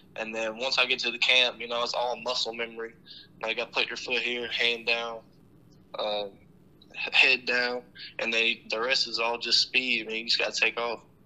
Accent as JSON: {"language": "English", "region": "Tennessee", "country": "United States", "tie": "born or raised there", "said": "I grew up in Tennessee"}